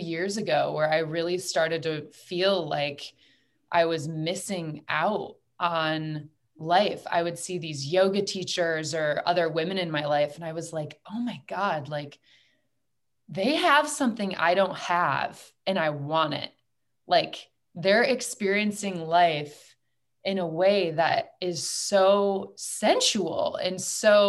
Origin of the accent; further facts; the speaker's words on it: United States; I was raised in a very masculine environment. I'm from the United States.